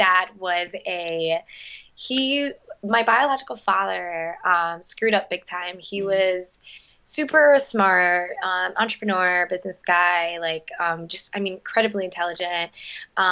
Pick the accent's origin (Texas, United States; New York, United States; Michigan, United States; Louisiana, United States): New York, United States; New York City; first language Spanish; English is a second language; also born or lived in Dominican Republic; born and raised in New York City